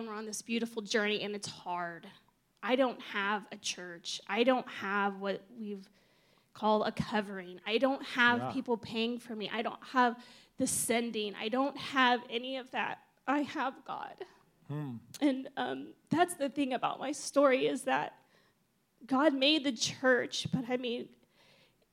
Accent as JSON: {"language": "English", "region": "Ohio", "country": "United States", "also_born_or_lived": "Bali, Indonesia", "moved": "as an adult", "said": "I'm from Ohio"}